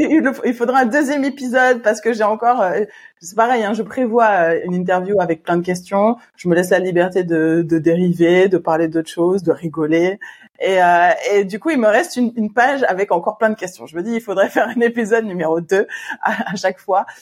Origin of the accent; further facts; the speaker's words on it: Martinique; en tant que bon Martiniquais que nous sommes